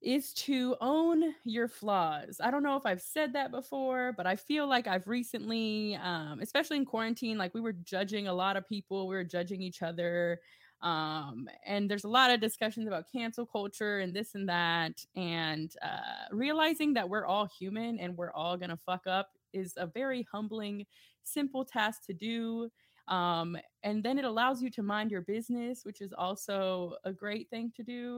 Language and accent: English; Grand Prairie, Texas, United States; also born or lived in Dallas; I grew up on Tasty Ice. Shout out to all my GP people.